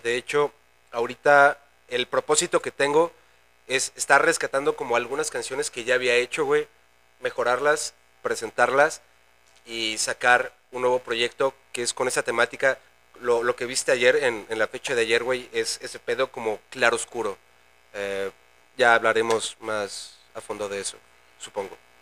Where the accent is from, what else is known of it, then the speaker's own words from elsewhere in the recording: Querétaro, Mexico; also born or lived in Naucalpan (Ciudad Satélite), State of Mexico; tengo 28 años, güey, siendo queretano